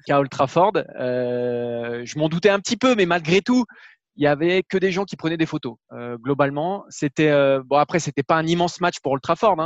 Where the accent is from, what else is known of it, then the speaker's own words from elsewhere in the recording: Bordeaux, Nouvelle-Aquitaine, France; je suis de Bordeaux